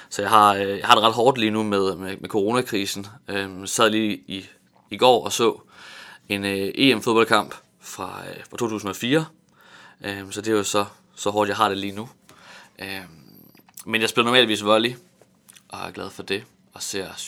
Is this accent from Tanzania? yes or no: yes; Tanzania; Jeg voksede op i Tanzania i Østafrika, {S1} ja. hvor mine {S2} forældre de var missionærer for Luthers Mission